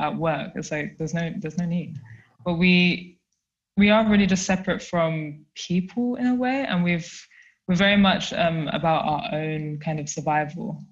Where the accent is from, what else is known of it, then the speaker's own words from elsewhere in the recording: London, United Kingdom; now in Germany; I am from South London, but I live and work in a small town. Well, actually, it's a city, but it's really small in Germany.